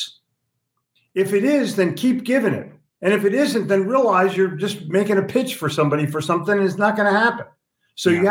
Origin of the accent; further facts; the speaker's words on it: Philadelphia, Pennsylvania, United States; I'm from Philly